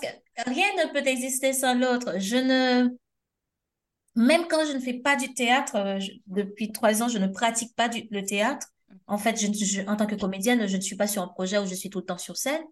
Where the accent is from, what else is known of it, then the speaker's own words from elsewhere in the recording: Haiti; now in France; on a de la famille au pays, mais surtout parce que c'est notre pays